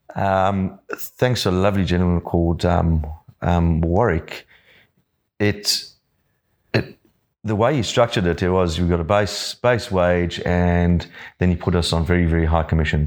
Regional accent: Johannesburg, Gauteng, South Africa; now in Yamba, Australia; I grew up in Johannesburg

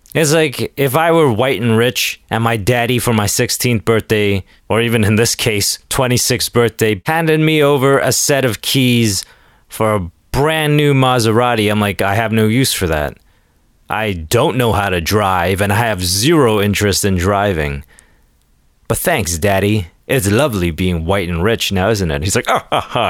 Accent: Toronto, Ontario, Canada

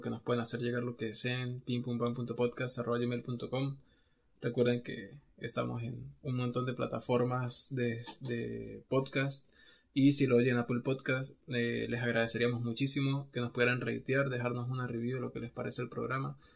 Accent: Venezuela; nosotros que somos de Venezuela

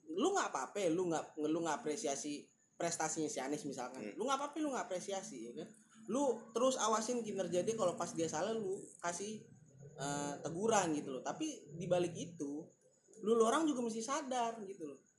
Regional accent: Jakarta, Indonesia; jujur ya gue orang Jakarta asli ya, tapi gue nggak suka sama orang-orang Jakarta yang sekarang nih

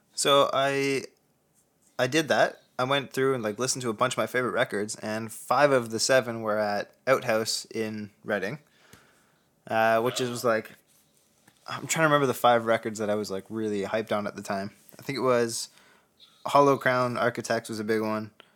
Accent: Canada; I'm Canadian.

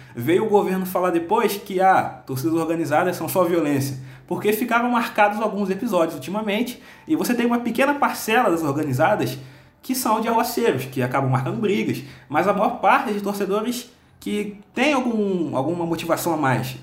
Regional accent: Rio de Janeiro, Brazil; eu sou de Bangu também

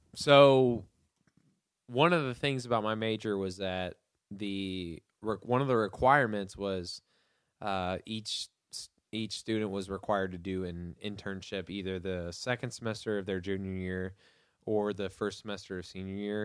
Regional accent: Hendersonville, Tennessee, United States; also born or lived in Atlanta, Georgia; I was born in Atlanta in 1994, and then we moved to Hendersonville

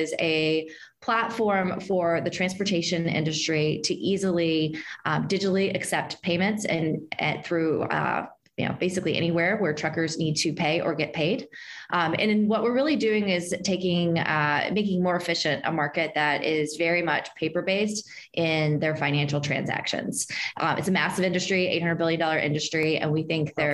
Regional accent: Martinsburg, West Virginia, United States; I grew up in Martinsburg, West Virginia

